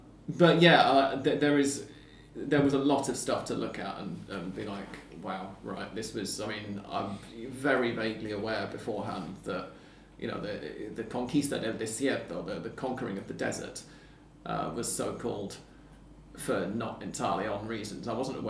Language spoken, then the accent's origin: English; England, United Kingdom; now in Argentina; Dan and I are aware that we are English